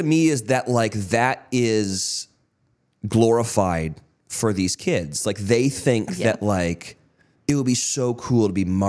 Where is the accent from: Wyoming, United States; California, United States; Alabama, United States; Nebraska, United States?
California, United States; Growing up in California